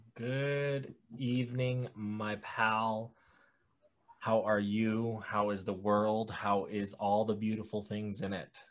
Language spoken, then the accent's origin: English; New Mexico, United States; moved away; I grew up in New Mexico, the Southwest, the desert